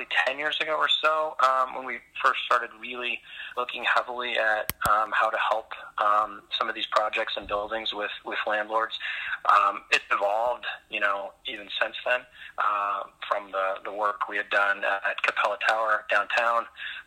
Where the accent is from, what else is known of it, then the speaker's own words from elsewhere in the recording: Oklahoma, United States; moved away as an adult; now in Minneapolis, United States; I grew up in Oklahoma and did my Bachelor of Architecture at Oklahoma State, and then immediately relocated to Minneapolis after that, and have been here for 20 years